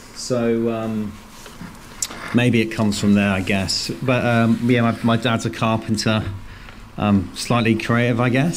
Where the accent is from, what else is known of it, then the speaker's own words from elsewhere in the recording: Worcester, West Midlands, United Kingdom; moved away as an adult; also born or lived in Cardiff / Bristol; now in London, United Kingdom; I'm originally I was born in Worcester